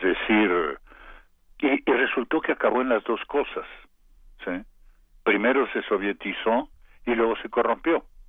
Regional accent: Mexico

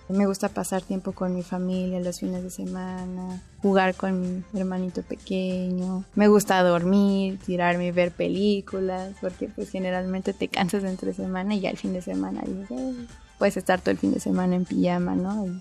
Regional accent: Mexico City, Mexico; Yo nací el 5 de enero de 1993 y nací en la Ciudad de México

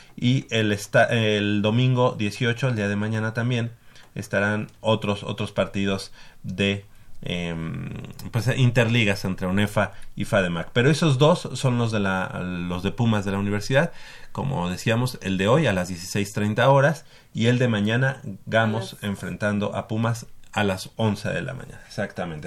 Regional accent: Mexico City, Mexico; tanto Manolo como yo, que somos del norte

